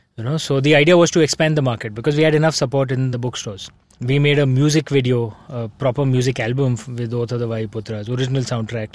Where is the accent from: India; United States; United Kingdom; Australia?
India